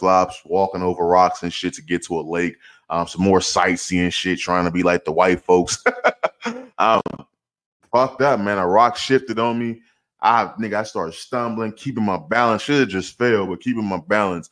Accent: St. Louis, Missouri, United States; moved away as an adult; now in Arizona, United States; I'm from St. Louis. I was raised in St. Louis, Missouri

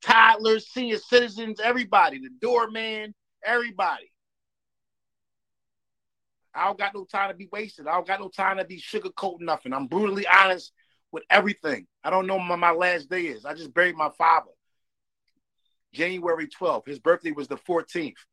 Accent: Philadelphia, Pennsylvania, United States

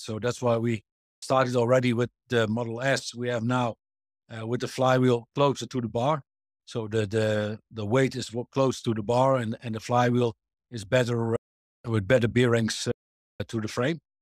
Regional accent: Netherlands; I'm born in the Netherlands and raised in the Netherlands

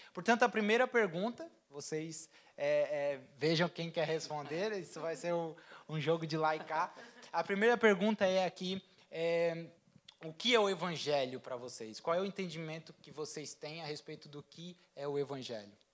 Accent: Brazil; now in Portugal; eu por ser brasileiro

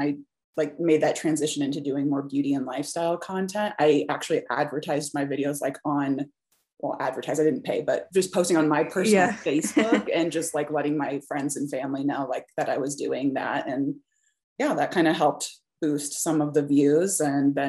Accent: Des Moines, Iowa, United States; moved away as an adult; also born or lived in Minneapolis, Minnesota; now in Colorado, United States; I grew up in mostly kind of like a middle class sort of town. I'm from Des Moines, Iowa

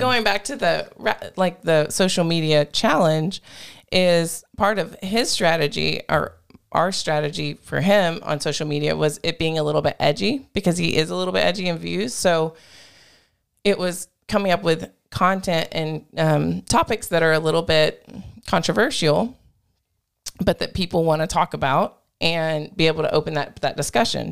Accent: Groesbeck, Texas, United States; moved away; my hometown, Grosbeck

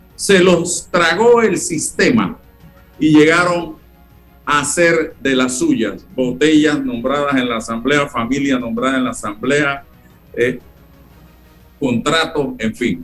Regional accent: Panama; somos más panameños porque nos ponemos el suéter rojo de la selección

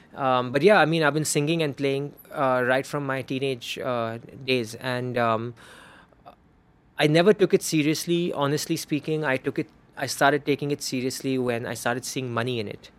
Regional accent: Bangalore, Karnataka, India; accent: Parsi Hindi accent; I'm from Bangalore, it's another thing I'm a Parsi. And Parsis have the freaking weirdest Hindi accent on the planet.

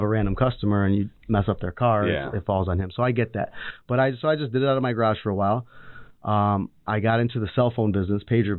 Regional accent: Redford, Michigan, United States; also born or lived in Farmington Hills, Michigan; I was I grew up in Redford.

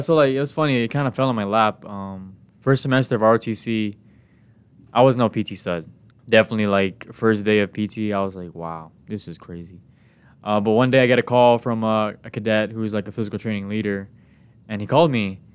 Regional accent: Guam; moved away as an adult; now in San Diego, United States; my hometown is, um, Guam.

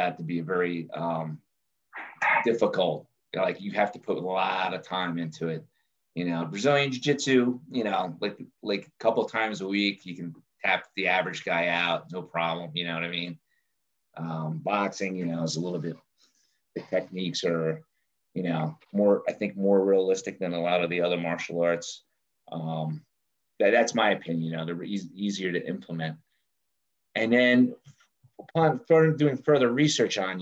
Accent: New Jersey, United States; I grew up in South Jersey

